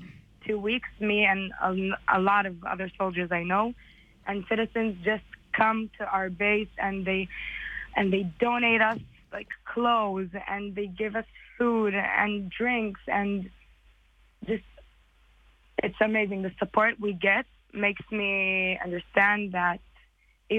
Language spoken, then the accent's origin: English; Israel; also born or lived in United States; I was born in America and I came to Israel when I was 6.